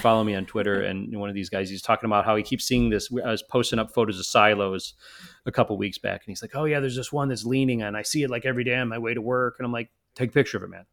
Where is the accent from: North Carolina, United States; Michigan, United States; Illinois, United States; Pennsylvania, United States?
Illinois, United States; Chicago; I'm from Chicago, so it's not like I'm not used to snow